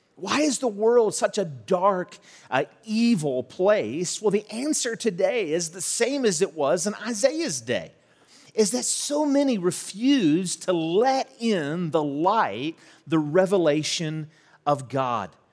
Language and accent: English; St. Albans, West Virginia, United States; also born or lived in Charleston, West Virginia; I grew up in Saint Albans, was born in Charleston, but grew up in Saint Albans